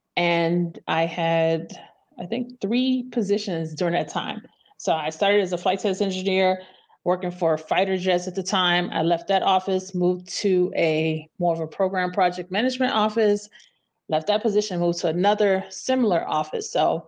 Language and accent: English; Memphis, Tennessee, United States; moved away as an adult; also born or lived in St. Louis, Missouri / California; I'm originally from Memphis, Tennessee. I spent my formative years there. I left Memphis when I was 18, went to college at St. Louis University, stayed there a long time. Left St. Louis and moved to California in 2001.